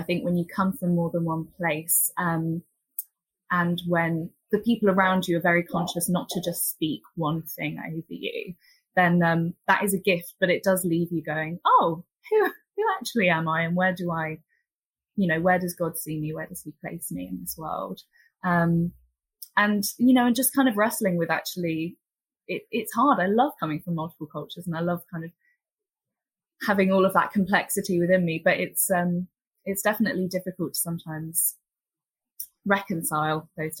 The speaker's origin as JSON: {"language": "English", "town": "Jerusalem", "country": "Palestine", "also_born_or_lived": "Jordan / United Kingdom", "said": "So I was born in Jerusalem, a Palestinian from East Jerusalem, and then I'm also a Jordanian citizen and a British citizen."}